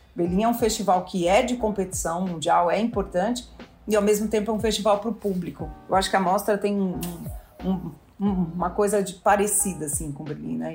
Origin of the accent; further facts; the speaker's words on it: Brazil; a gente é brasileiro